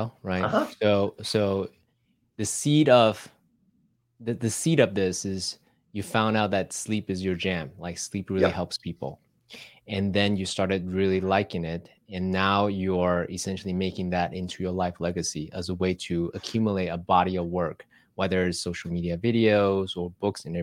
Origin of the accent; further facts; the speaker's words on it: Taiwan; moved away; I grew up in Taiwan, Asian tiger parents, and the Confucius education system